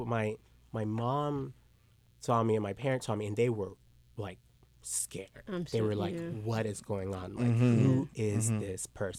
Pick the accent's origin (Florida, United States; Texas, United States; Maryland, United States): Texas, United States; Lubbock; born there; also born or lived in Dominican Republic; I was born in Texas, Lubbock, Texas, and my parents are missionaries.